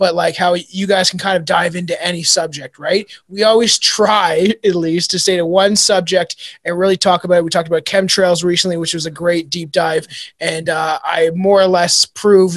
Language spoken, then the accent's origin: English; Canada; I'm short and Canadian